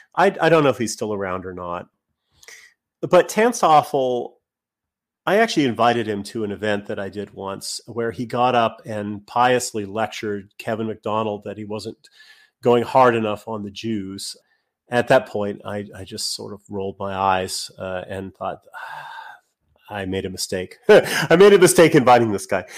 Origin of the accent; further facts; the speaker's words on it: Canada; being Canadian